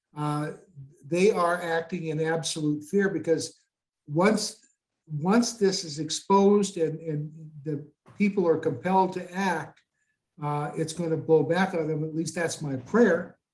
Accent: Goodland, Kansas, United States; now in Loveland, United States; I was born in Goodland, Kansas

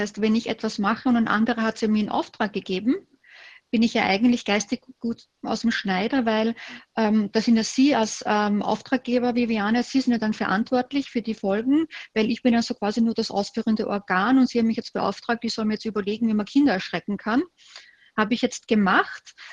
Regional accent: Austria; Und bei uns in Österreich, äh, wo wir ein wahnsinnig hohes Sicherheitsbedürfnis haben.

